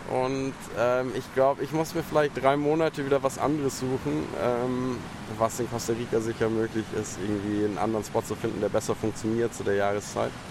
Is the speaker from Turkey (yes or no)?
no; Munich, Bavaria, Germany; moved away; Aus München.